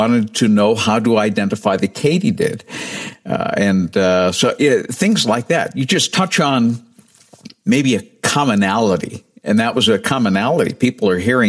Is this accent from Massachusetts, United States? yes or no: yes; New Bedford, Massachusetts, United States; moved away; also born or lived in Cedar Rapids, Iowa; my hometown station, a 5,000-watt AM station in New Bedford